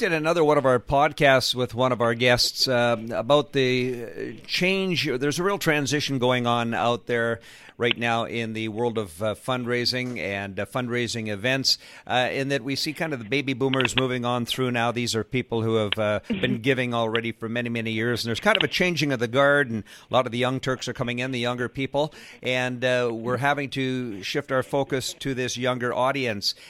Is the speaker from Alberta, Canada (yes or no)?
yes; Edmonton, Alberta, Canada; now in Victoria, Canada; I'm originally from Edmonton, now living in Victoria